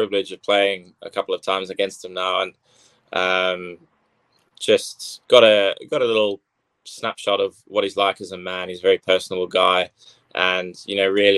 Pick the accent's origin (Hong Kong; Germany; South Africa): South Africa; now in England; I was still a schoolboy growing up in South Africa